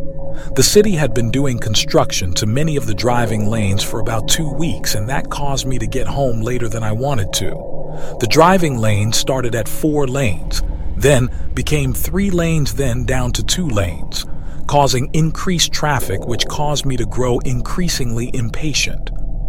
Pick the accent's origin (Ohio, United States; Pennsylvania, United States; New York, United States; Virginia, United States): New York, United States; New York City; 1973 is when I was born, and autism wasn't even a thing talked about growing up in New York City.